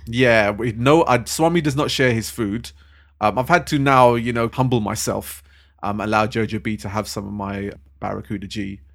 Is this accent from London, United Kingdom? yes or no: yes; London, United Kingdom; I love being a Londoner